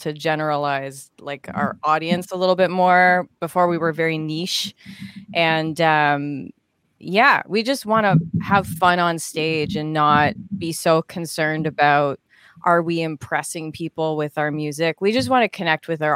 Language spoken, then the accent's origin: English; Canada; I'm Canadian